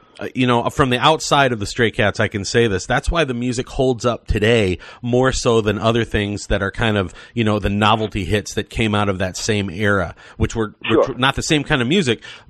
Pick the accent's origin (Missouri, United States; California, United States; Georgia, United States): Missouri, United States; St. Louis; I grew up in St. Louis